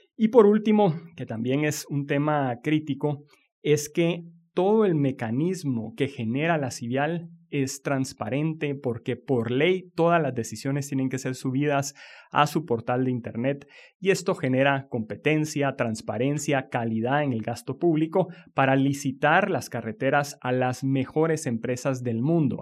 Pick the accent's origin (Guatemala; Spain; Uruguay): Guatemala; nuestro país